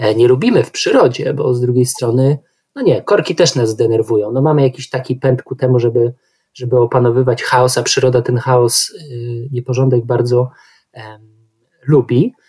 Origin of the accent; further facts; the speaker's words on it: Warsaw, Masovian Voivodeship, Poland; Sam wychowałem się w mieście, Warszawa jest mi bardzo bliska